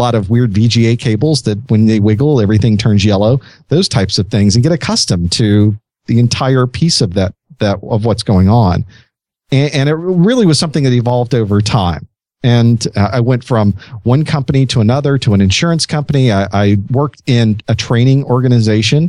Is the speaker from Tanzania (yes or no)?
no; Florida, United States; I grew up in Florida.